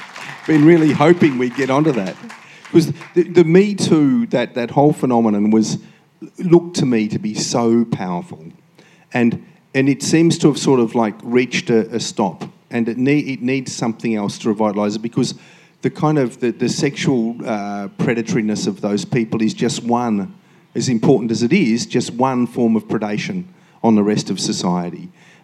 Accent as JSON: {"language": "English", "region": "Queensland", "country": "Australia", "said": "So as a Queenslander, if you could extend that law from just fish farms to all waste"}